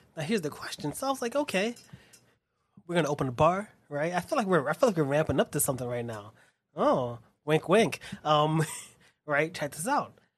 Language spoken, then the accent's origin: English; New York, United States; growing up in Spanish Harlem